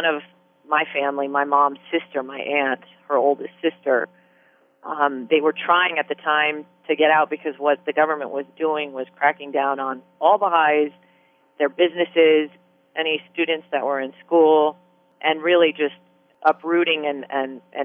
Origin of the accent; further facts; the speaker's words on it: Bethlehem, Pennsylvania, United States; moved away as an adult; also born or lived in Iran / Pittsburgh, Pennsylvania / upstate New York; now in San Diego, United States; I grew up in Bethlehem